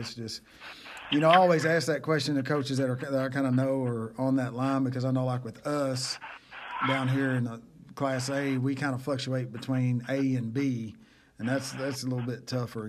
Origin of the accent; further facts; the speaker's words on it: Fox, Oklahoma, United States; growing up in Fox in the in the nineties